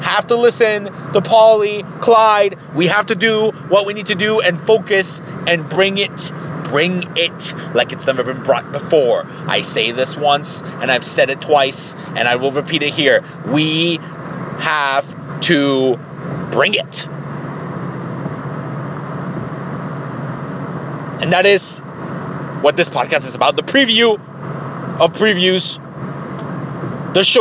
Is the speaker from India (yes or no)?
no; Tijuana, Baja California, Mexico; now in Columbus, United States; my hometown in Tijuana